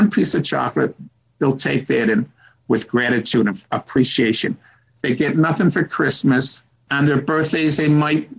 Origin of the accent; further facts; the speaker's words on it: Rochester, New York, United States; moved away as an adult; now in China; I was born in Rochester, New York